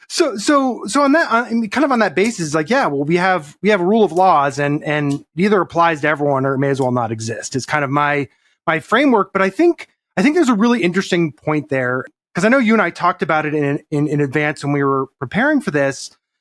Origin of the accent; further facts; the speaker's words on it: Colorado, United States; moved away as an adult; now in Texas, United States; I grew up in Colorado